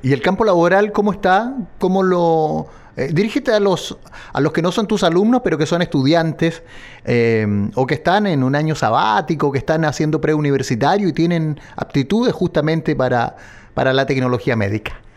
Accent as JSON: {"language": "Spanish", "country": "Chile", "said": "como chilenos"}